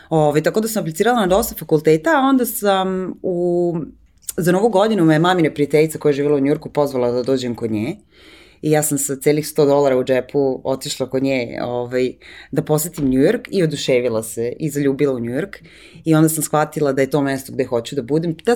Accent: Serbia; moved away as an adult; also born or lived in New York; pa ja sam iz Srbije

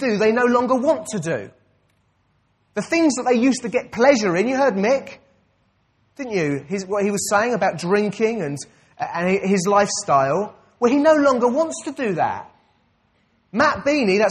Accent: United Kingdom; I'm a British citizen. That's my identity.

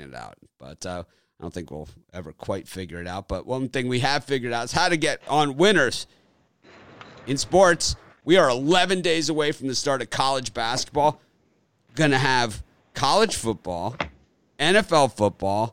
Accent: Miami, Florida, United States; I grew up in Miami

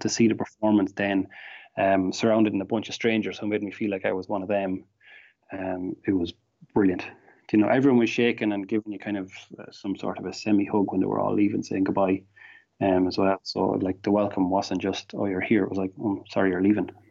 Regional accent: Ireland; accent: thick Irish

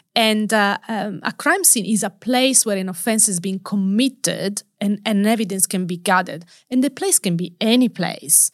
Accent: Turin, Piedmont, Italy; English is a second language; moved away; home country. So, Turi in the northwest of Italy

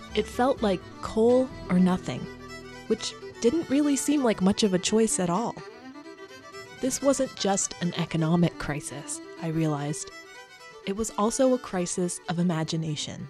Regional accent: West Virginia, United States; moved away as an adult; I came back to my home state of West Virginia

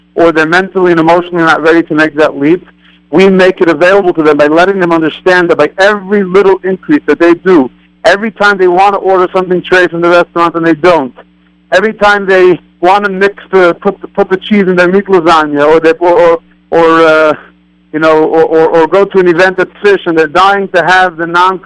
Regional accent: New York City, New York, United States; moved away; also born or lived in Montana; I grew up in Crown Heights

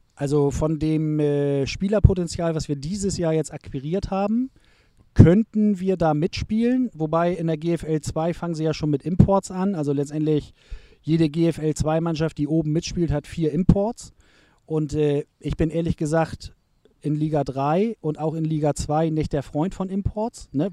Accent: Hamburg, Germany; Ich bin in Bildstedt aufgewachsen

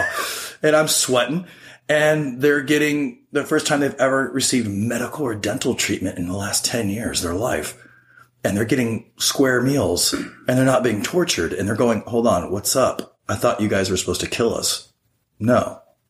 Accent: United States; being an American

